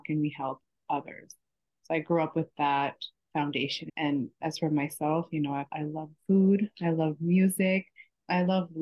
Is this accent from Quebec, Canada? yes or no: no; Toronto, Ontario, Canada; moved away as an adult; also born or lived in Texas; now in Miami, United States; I'm currently in Miami. I was born in Texas and raised in Toronto.